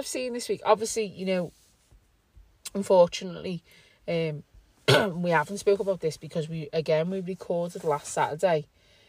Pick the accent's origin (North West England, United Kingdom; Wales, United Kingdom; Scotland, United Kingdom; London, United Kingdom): North West England, United Kingdom; Liverpool; we're already British citizens because we were born here